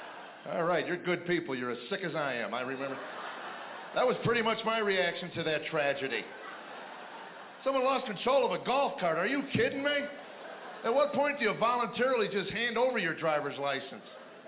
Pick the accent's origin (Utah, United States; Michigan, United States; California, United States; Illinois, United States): Illinois, United States; Chicago; I grew up in Chicago. I thought I knew what winter was until I went to North Dakota.